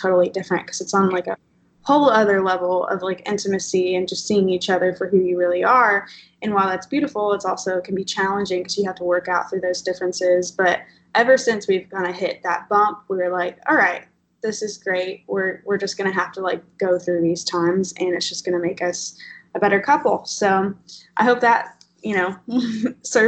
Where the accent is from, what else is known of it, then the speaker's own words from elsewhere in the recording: Southern Illinois, United States; moved away as an adult; now in Marietta, United States; I was born and raised in Southern Illinois